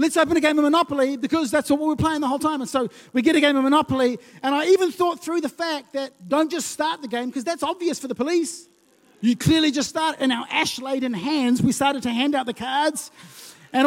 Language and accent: English; Lautoka, Western Division, Fiji; moved away; When I was growing up, I used to live in Fiji as a kid.